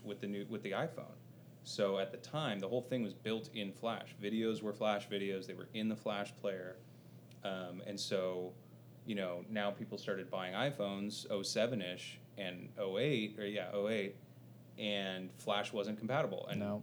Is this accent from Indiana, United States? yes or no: no; Covina, California, United States; born in uh, suburbs of LA, uh, about 20 miles east of LA, in a little city called Covina